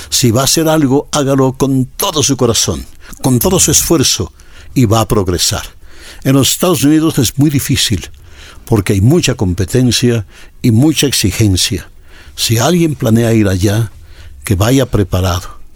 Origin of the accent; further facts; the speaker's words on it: Cayambe, Pichincha, Ecuador; moved away as an adult; also born or lived in United States; now in Los Angeles, United States; yo sigo siendo un cayambeño, yo sigo siendo un ecuatoriano, yo siendo un, hijo de Pichincha